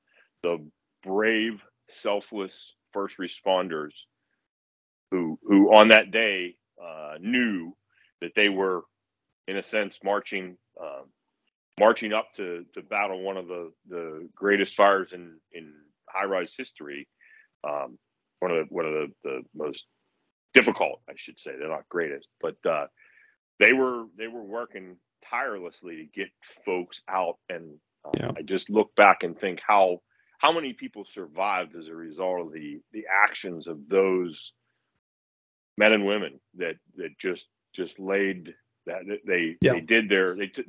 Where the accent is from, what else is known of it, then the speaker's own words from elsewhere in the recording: Moon Run, Pennsylvania, United States; also born or lived in Peters Township, Pennsylvania / Pittsburgh, Pennsylvania; I grew up in Moon Run, Robinson Township